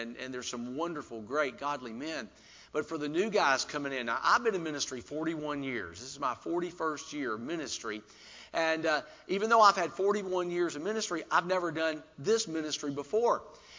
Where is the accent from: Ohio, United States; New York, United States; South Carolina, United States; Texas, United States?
South Carolina, United States; since I was from South Carolina, I wore, and I'm going to make some of you happy here, okay, I had a Clemson Tiger.